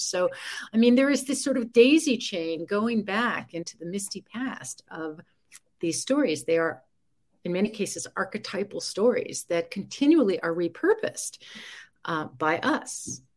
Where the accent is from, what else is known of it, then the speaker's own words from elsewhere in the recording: New York City, New York, United States; I grew up in New York City